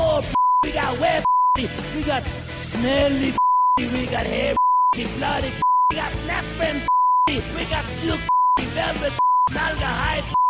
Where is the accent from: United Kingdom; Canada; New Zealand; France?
United Kingdom; England; We're English